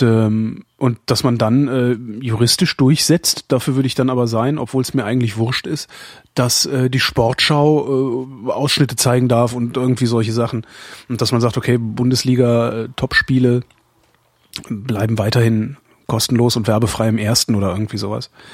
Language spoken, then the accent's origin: German; North Rhine-Westphalia, Germany; bei uns in Nord-, in Nordrhein-Westfalen